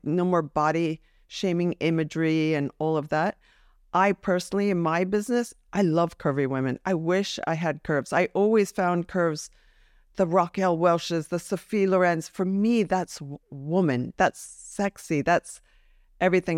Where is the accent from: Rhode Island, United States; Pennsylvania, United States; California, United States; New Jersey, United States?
New Jersey, United States; I'm from New Jersey